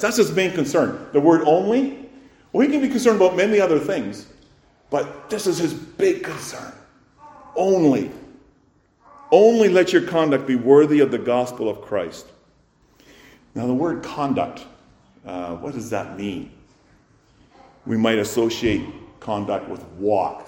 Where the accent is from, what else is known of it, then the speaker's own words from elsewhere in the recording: Canada; as Canadian citizens, of course, we observe Remembrance Day